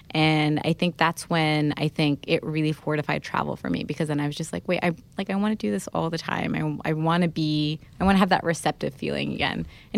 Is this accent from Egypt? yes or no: yes; Alexandria, Alexandria Governorate, Egypt; when I moved away from Egypt. I remember we had, like, a super early flight out of Cairo, so we had to leave Alexandria.